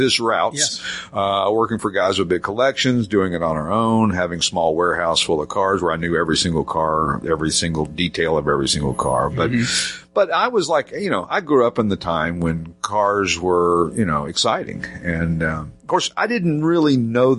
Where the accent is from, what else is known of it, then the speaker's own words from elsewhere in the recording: Knoxville, Tennessee, United States; we moved to another area where I grew up in Knoxville, Tennessee